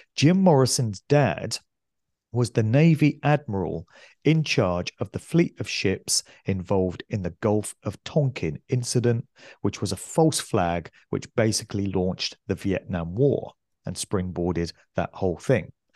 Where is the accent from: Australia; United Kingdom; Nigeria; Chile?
United Kingdom; West Oxfordshire, South East England; where I grew up in West Oxfordshire